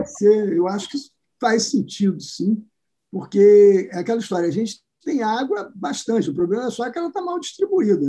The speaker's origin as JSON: {"language": "Portuguese", "region": "Rio de Janeiro", "country": "Brazil", "said": "eu que sou do Rio de Janeiro"}